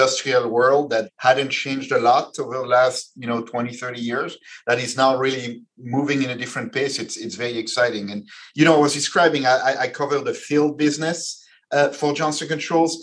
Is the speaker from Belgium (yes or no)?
yes; Belgium; moved away; I come from Belgium. I come from a country where when you start a company